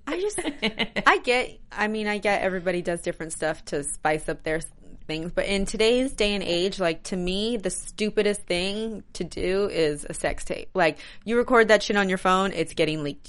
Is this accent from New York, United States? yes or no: yes; New York, United States; moved away; New York. That's my home state.